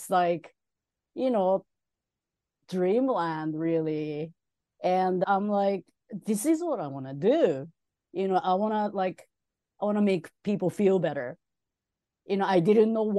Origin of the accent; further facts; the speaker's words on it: Tokyo, Japan; moved away as an adult; now in United States; When I was a kid, growing up in Tokyo